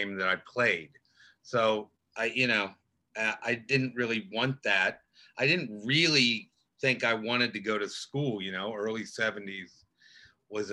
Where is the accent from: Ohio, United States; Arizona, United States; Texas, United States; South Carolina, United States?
Ohio, United States; Cincinnati; moved away; also born or lived in Illinois / Vermont; I grew up in Cincinnati